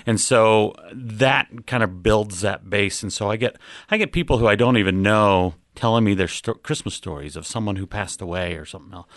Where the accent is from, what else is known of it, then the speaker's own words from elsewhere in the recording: Ogden, Utah, United States; moved away as an adult; now in Round Rock, United States; I grew up in Ogden, Utah, so that's, that's kinda where I, I cut my teeth